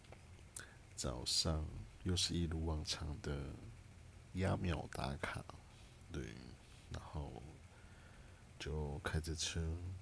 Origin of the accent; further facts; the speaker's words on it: Kaohsiung, Taiwan; 我是高雄人